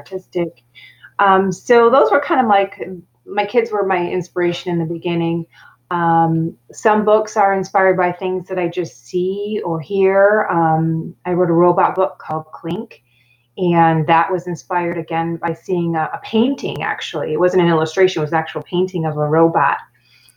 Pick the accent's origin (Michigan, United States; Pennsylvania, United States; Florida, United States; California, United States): Michigan, United States; Rochester; I was just a regular kid growing up in Rochester, Michigan on a small farm